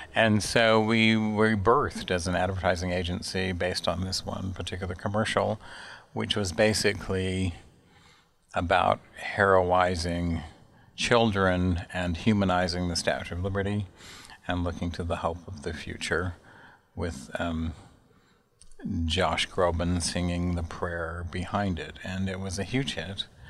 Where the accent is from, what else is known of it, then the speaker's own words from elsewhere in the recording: Salt Lake City, Utah, United States; moved away as an adult; also born or lived in Chicago / New York; I'm from Salt Lake City, Utah. I grew up in the Mountain West uh, of the United States